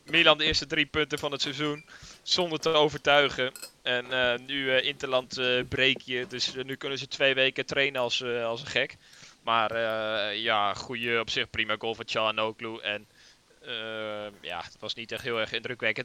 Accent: Netherlands; wij zijn Nederlanders

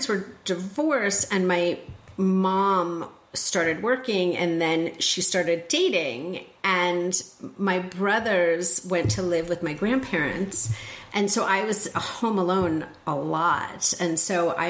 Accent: northern New Jersey, United States; In New Jersey.

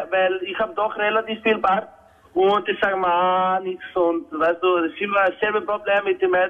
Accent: Turkey; bin Türke

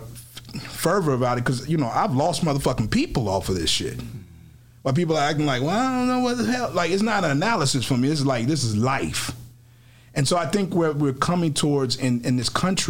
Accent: Chicago, Illinois, United States; I'm from the South Side, but I'm a city kid

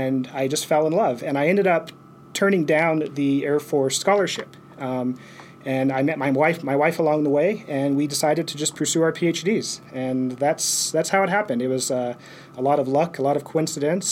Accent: eastern Colorado, United States; We grew up in Colorado, where, you know, eastern Colorado, we had a lot of tornadoes

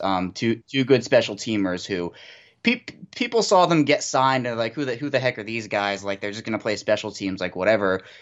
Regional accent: Baltimore, Maryland, United States; also born or lived in Virginia; pretty much Baltimore born and raised, but not technically born

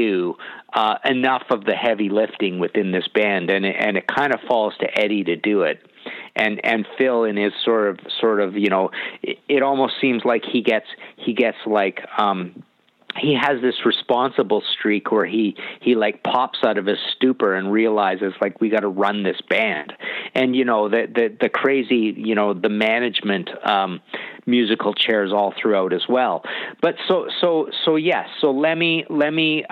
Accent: British Columbia, Canada; I'm from Canada

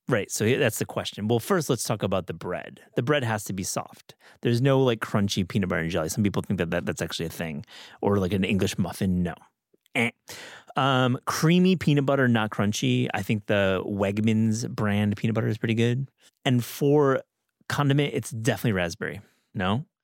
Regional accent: Midwest, United States; moved away; growing up in the Midwest

